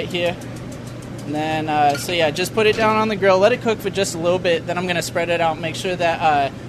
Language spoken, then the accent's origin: English; North Massachusetts, United States; I'm from North Mass.